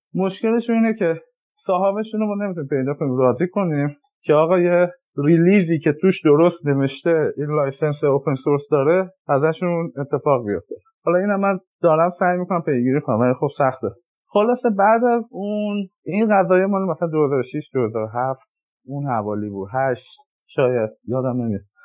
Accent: Iran; moved away as an adult; now in California, United States; من که از ایران اومدم

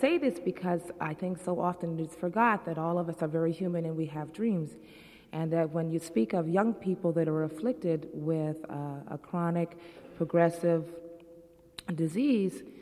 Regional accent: United States; I'm an American. I went to American schools, and I graduated. I've lived in America all my life

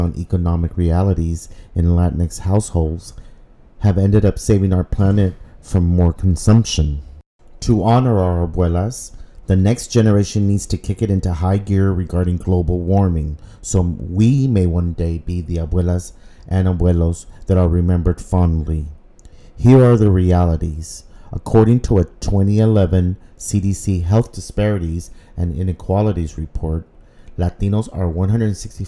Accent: Brownsville, Texas, United States; now in Washington, D.C., United States; my hometown of Brownsville, Texas

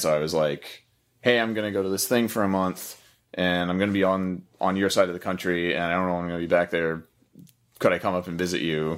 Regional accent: Florida, United States; moved away as an adult; also born or lived in Missouri / Oregon; I lived in Missouri until I was nine, I think, and then I lived in Florida till I was nineteen, and then moved to Oregon from there

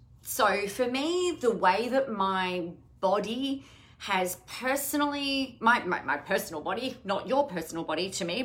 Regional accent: Adelaide, South Australia, Australia; I grew up in Adelaide

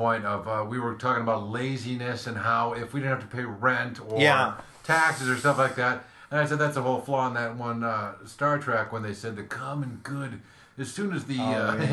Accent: Wisconsin, United States; now in Los Angeles, United States; we're from Wisconsin

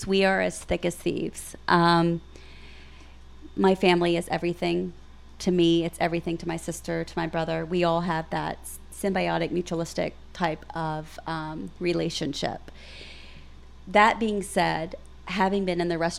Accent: Pine Bluff, Arkansas, United States; now in Little Rock, United States; We're all from Pine Bluff, but we live here.

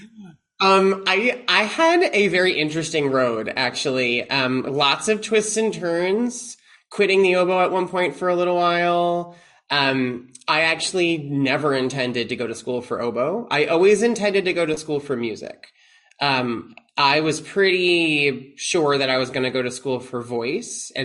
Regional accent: Long Island, New York, United States; moved away; I'm from Long Island originally

